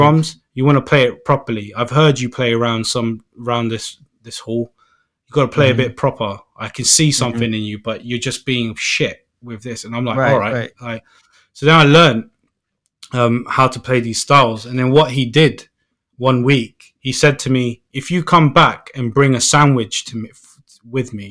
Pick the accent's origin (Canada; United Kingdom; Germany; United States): United Kingdom; Northolt, London; I'm from Northolt, which was, like, kind of, like, not really – it's not, like, posh